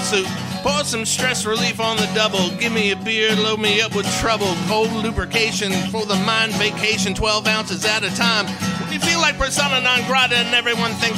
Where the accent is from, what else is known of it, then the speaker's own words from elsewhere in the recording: Covington, Virginia, United States; now in Roanoke, United States; Spent a lot of time in Virginia, but originally from Covington